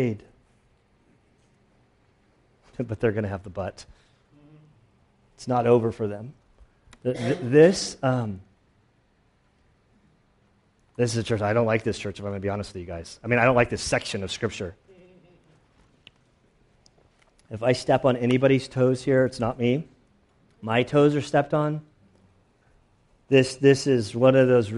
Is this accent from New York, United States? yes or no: no; San Diego, California, United States; My birthplace is up the coast a little bit more, but I grew up in San Diego.